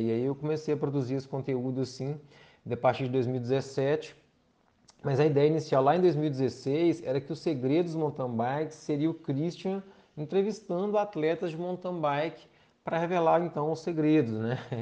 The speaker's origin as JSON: {"language": "Portuguese", "town": "João Monlevade", "region": "Minas Gerais", "country": "Brazil", "said": "eu sou do João Molevade, a gente tinha a equipe Giros aqui"}